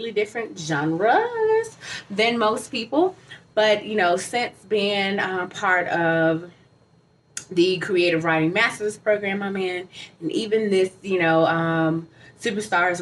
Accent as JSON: {"language": "English", "town": "Atlanta", "region": "Georgia", "country": "United States", "said": "I'm from Atlanta"}